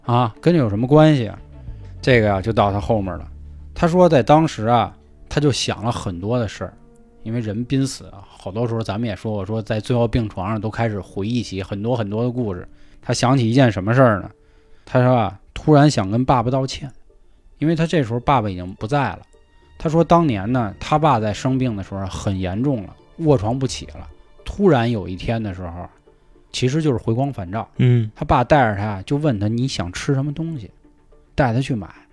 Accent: Niujie, Beijing, China; 咱俩小时候在牛街上学，然后还上回中

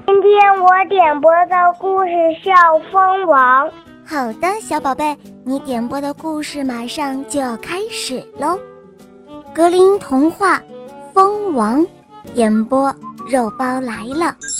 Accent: Dalian, Liaoning, China; 今年是十岁了，我来自大连

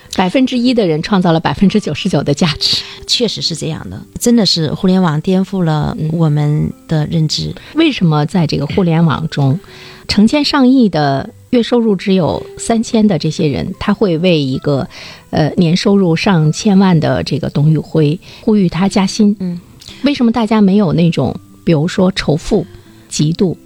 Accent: China; 我们中国人

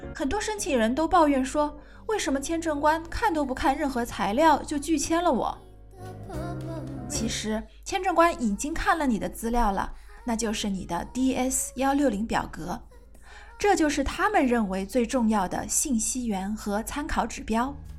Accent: China; 我们中国人

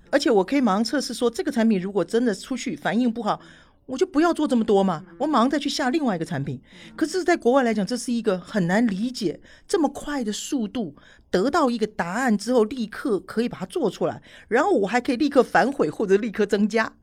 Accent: Taiwan; moved away; 我是台湾人

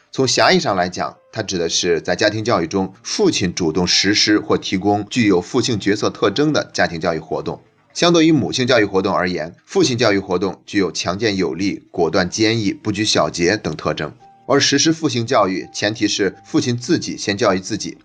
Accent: China; 我们中国人

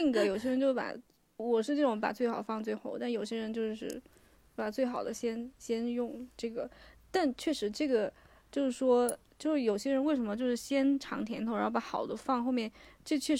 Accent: China; 我中国人和

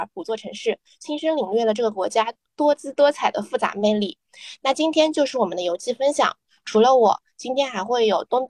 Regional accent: Shanghai, China; 我是姑姑，我是上海人。

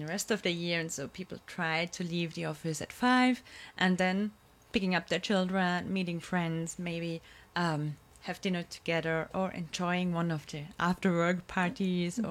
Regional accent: Vienna, Austria; I'm born and raised in Vienna

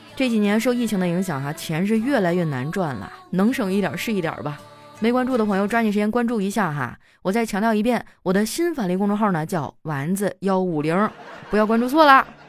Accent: Qitaihe, Heilongjiang, China; moved away; 我的老家七台河是一个美城

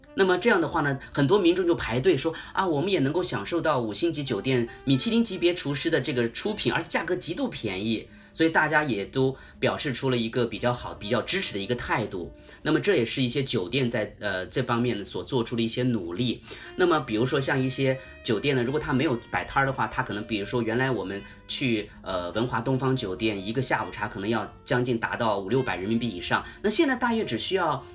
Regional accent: China; moved away as an adult; now in Bangkok, Thailand; 他们听到我是个中国人

